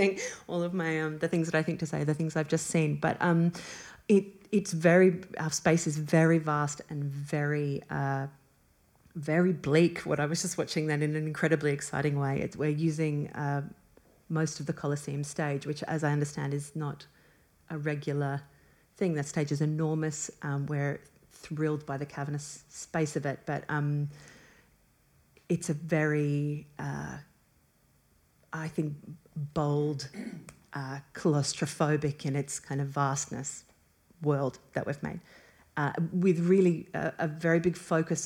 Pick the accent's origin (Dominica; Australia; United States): Australia; we're both from Australia